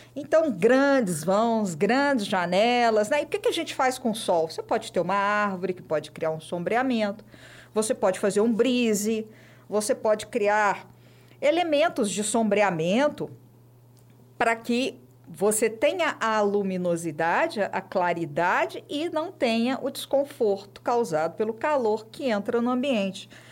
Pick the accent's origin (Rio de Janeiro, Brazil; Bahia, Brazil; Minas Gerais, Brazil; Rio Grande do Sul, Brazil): Minas Gerais, Brazil; Belo Horizonte; Nasci em Belo Horizonte, sou de BH